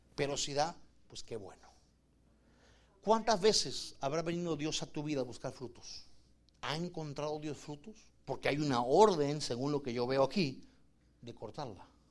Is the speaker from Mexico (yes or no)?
no; Argentina; moved away; yo vengo de Argentina